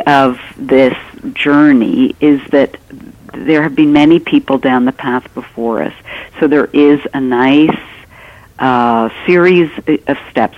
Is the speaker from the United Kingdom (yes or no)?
no; Canada; I'm Canadian